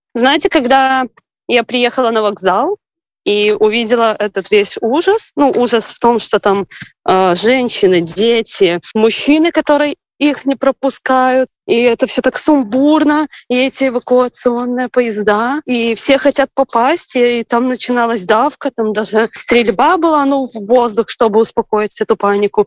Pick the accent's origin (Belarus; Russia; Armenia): Belarus; moved away as an adult; now in Ukraine; родом я из Беларуси